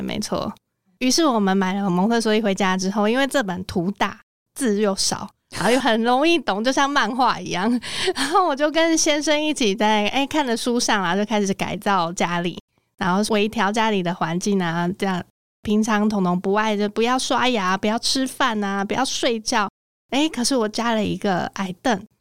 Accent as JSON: {"language": "Chinese", "town": "Miaoli", "region": "Miaoli County", "country": "Taiwan", "tie": "born or raised there", "moved": "yes", "lives_now": "Taipei, Taiwan", "said": "我是在苗栗长大"}